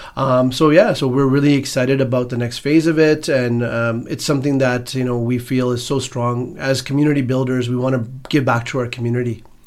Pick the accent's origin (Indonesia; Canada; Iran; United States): Canada; Edmonton, Alberta; born and raised in Edmonton, Alberta